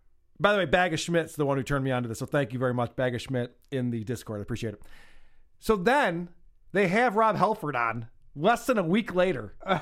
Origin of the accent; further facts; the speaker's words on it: Syracuse, New York, United States; I grew up in Syracuse. I know how to speak English.